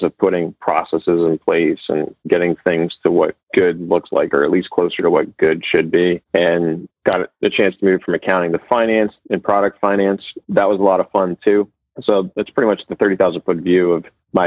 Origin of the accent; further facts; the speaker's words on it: New Jersey, United States; moved away as an adult; I'm actually originally from New Jersey